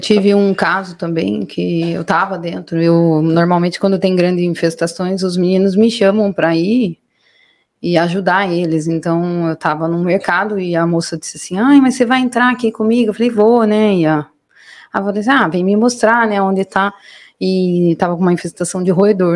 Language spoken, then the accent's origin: Portuguese; Mairinque, São Paulo, Brazil; also born or lived in São Roque; Nascidas e crescidas em Mairink